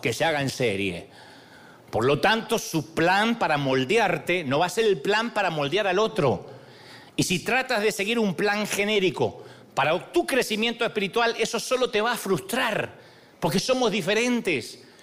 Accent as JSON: {"language": "Spanish", "country": "Argentina", "said": "soy argentino"}